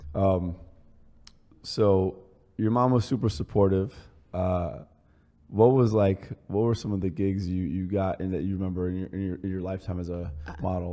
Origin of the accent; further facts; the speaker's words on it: New Jersey, United States; also born or lived in Paris, France / Manhattan, New York; me and Chris grew up a few blocks away, well, like 20 blocks away from here